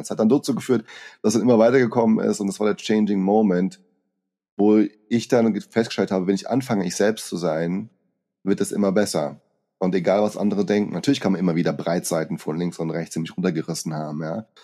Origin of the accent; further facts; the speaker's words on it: Brazil; moved away; als kleiner Junge in Brasilien